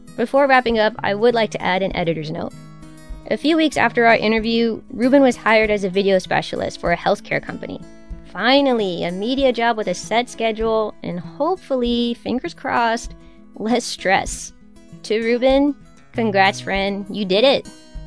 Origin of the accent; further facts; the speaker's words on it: Texas, United States; As a native Texan, I've been through my fair share of hurricanes